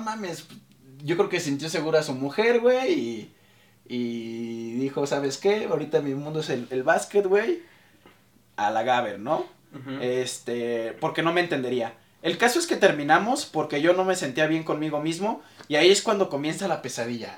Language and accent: Spanish; Mexico City, Mexico; soy orgullosamente mexicano